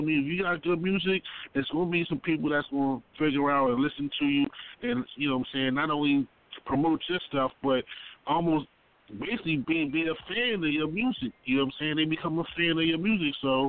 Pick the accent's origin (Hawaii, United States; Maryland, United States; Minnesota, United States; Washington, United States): Maryland, United States; Baltimore; I'm from Baltimore